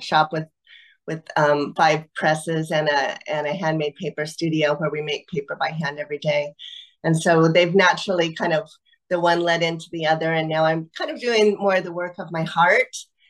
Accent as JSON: {"language": "English", "town": "Eugene", "region": "Oregon", "country": "United States", "tie": "born or raised there", "also_born_or_lived": "Paris / Vancouver, BC", "lives_now": "Portland, United States", "said": "I grew up in Eugene, Oregon, and I live in Portland, Oregon now"}